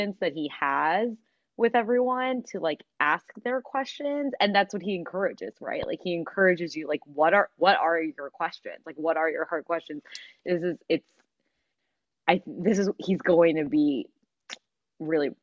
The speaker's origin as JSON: {"language": "English", "town": "Philadelphia", "region": "Pennsylvania", "country": "United States", "said": "we're from Philadelphia."}